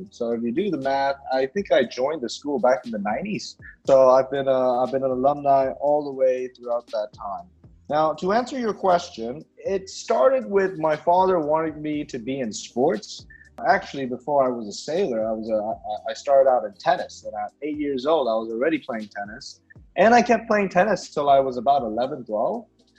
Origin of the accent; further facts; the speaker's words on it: Myanmar; I'm a local